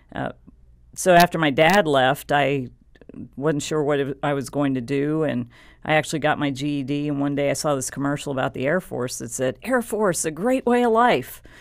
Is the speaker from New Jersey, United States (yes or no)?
no; San Antonio, Texas, United States; I grew up in San Antonio, Texas